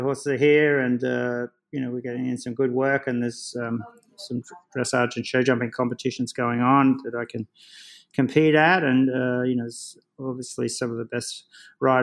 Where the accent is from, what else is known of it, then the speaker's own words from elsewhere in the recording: Australia; moved away as an adult; now in United States; I come over as an Australian citizen